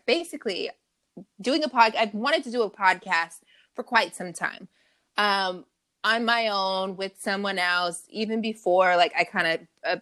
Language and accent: English; Long Beach, California, United States; I am also a Cali girl, born and raised, Long Beach, Strong Beach